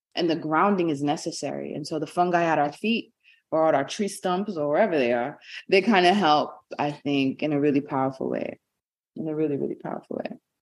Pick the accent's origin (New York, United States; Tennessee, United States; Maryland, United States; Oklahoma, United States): New York, United States; New York City; I was born and raised in Brooklyn, New York.